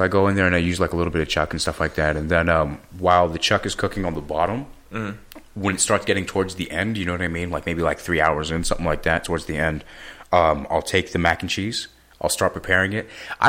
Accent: San Francisco, California, United States; I'm from San Francisco.

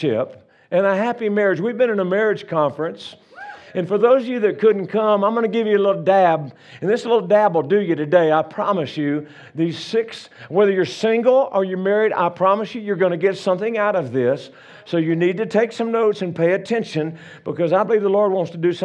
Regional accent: Louisiana, United States; moved away as an adult; now in Colorado, United States; I'm from Louisiana originally. We've been living in Colorado for about 35, 6 years

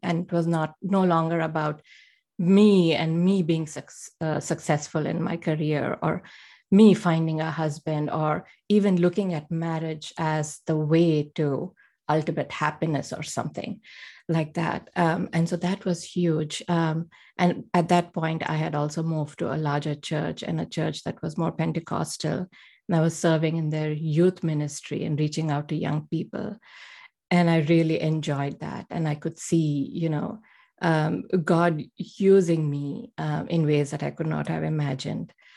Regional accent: India; moved away as an adult; now in United States; I grew up um, in a middle class family in India

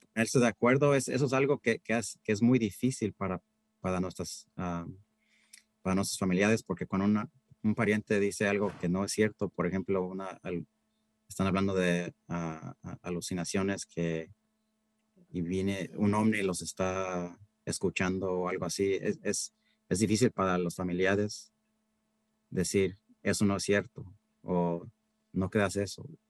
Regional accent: Central Valley, California, United States; moved away as an adult; also born or lived in Berkeley, California; now in Marin County, United States; empezaron muy humildemente trabajando en el campo, en el Valle Central. Ahí fue donde yo nací. Y fíjate que era, hasta yo también iba al fil a trabajar con mis padres de niño.

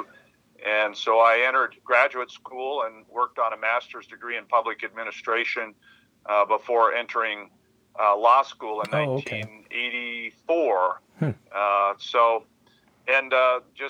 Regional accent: Hardin, Montana, United States; I have fond memories of growing up in Hardin

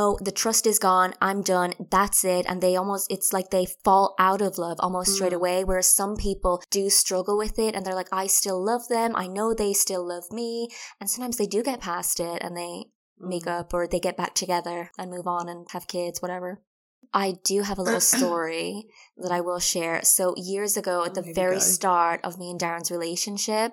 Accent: Ireland; moved away as an adult; now in England; we're from Ireland, we moved to England

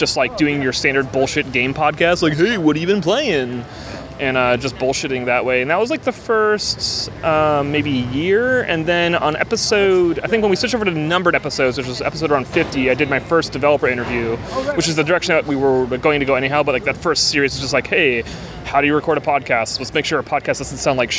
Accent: East Coast, United States; I'm from the East Coast, too, and so where I grew up, you would do potato buns

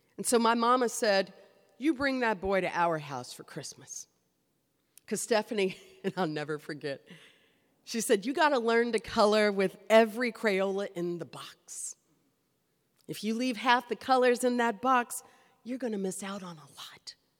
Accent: Kentucky, United States; I grew up in Kentucky

